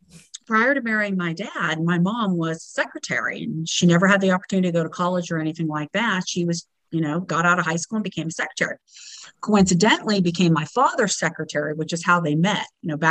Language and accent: English; Western Pennsylvania, United States; I'm from Western Pennsylvania